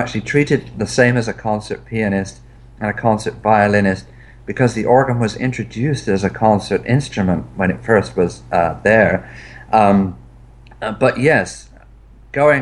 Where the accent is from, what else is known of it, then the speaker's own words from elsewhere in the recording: England, United Kingdom; I'm English